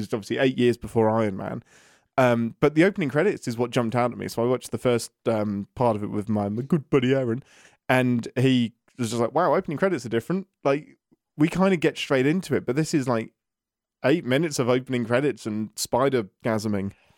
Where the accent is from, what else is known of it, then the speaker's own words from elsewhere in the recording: England, United Kingdom; I'm an Englishman in America at the minute